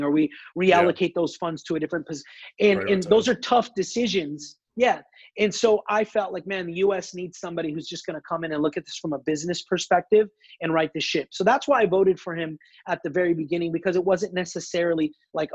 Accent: United States; I'm an American second

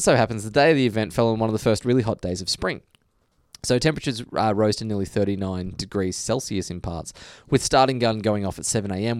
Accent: Melbourne, Victoria, Australia; I am from Melbourne.

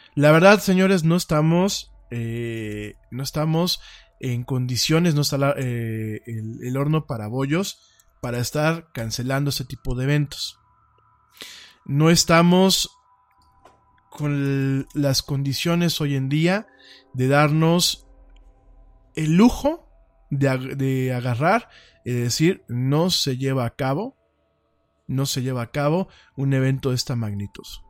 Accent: Mexico; nuestro país

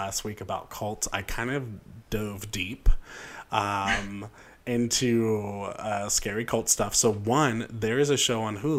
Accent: Indiana, United States; accent: Indiana; my very Indiana slang

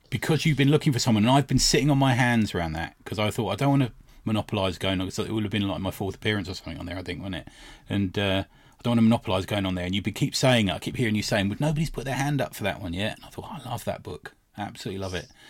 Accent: United Kingdom; we're British

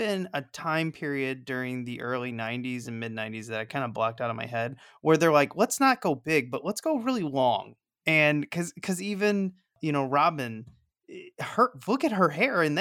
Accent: Missouri, United States; I grew up in Missouri

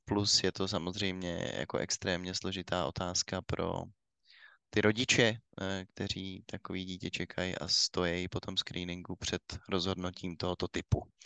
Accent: Czechia; my, my jako Češi máme samozřejmě to trochu posunutý, protože my jsme extrémně ateistický národ

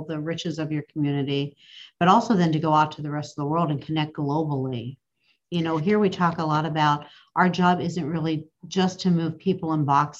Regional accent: Pittsburgh, Pennsylvania, United States; moved away as an adult; also born or lived in Cleveland, United States; now in Cincinnati, United States; I grew up in Pittsburgh

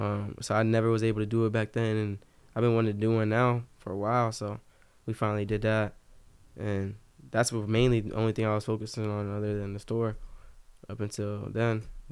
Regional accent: Germany; born there; Like, I was born in Germany and shit, so we went to, like, a couple European.

